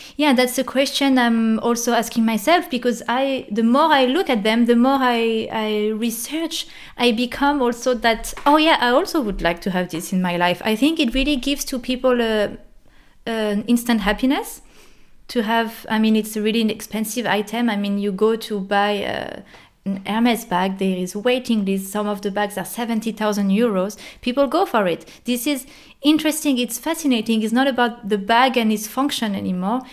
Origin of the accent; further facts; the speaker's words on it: France; moved away as an adult; now in Germany; i'm a french girl in germany